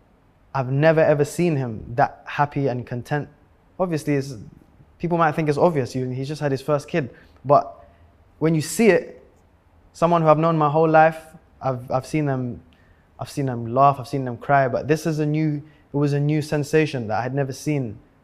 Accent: London, United Kingdom; If you're growing up in London, if you're fast and you're good at football, that's it.

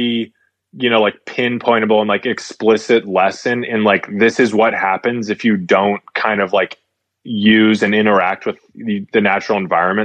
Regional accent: San Francisco, California, United States; I'm from San Francisco originally

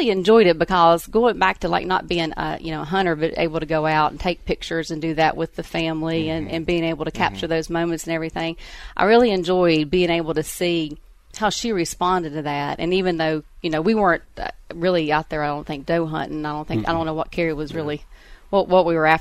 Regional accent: Rural Retreat, Virginia, United States; I grew up in the southwestern tip of Virginia in a little town called Rural Retreat

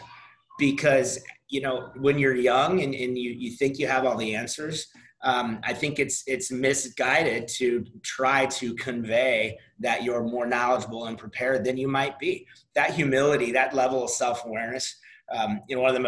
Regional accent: St. Louis, Missouri, United States; moved away; also born or lived in Nashville / Jacksonville; St. Louis, my hometown

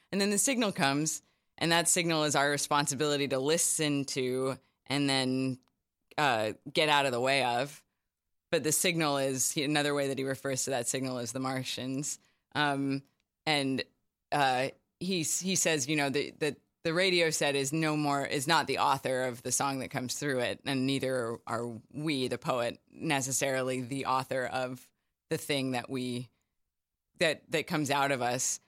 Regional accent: Charlottesville, Virginia, United States; moved away as an adult; also born or lived in New Haven, Connecticut / New York; I'm from Charlottesville, Virginia, and, um, did all my schooling there

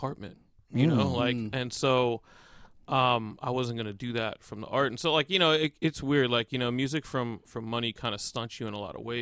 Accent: New York City, New York, United States; I'm from Staten Island, so like I'm from New York City

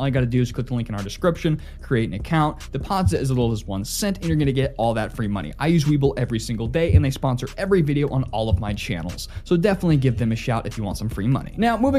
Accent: Nixa, Missouri, United States; also born or lived in Kansas City, Missouri; I absolutely loved my time living in Kansas City. And although I moved back to my hometown, Nixon, Missouri

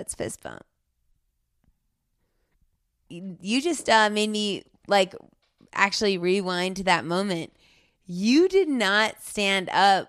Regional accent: Colorado, United States; I'm from Colorado

